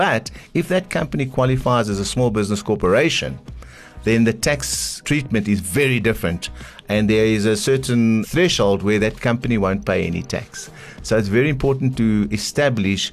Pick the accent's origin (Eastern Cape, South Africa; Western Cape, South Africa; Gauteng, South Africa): Eastern Cape, South Africa; I'm from the Eastern Cape